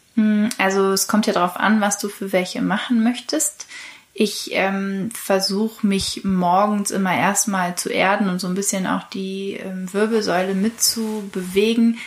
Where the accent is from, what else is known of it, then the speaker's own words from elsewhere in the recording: Kiel, Schleswig-Holstein, Germany; moved away as an adult; now in Hamburg, Germany; Ich bin in Kiel aufgewachsen und lebe seit nunmehr fünf Jahren in Hamburg